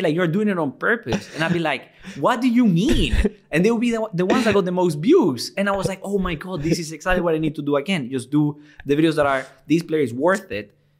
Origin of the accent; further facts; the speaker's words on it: Venezuela; English is a second language; also born or lived in Liverpool, United Kingdom; now in United Kingdom; I'm from Venezuela